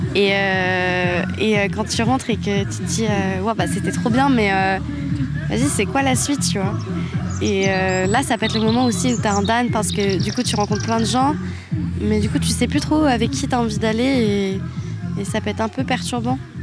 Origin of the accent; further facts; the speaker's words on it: France; on est français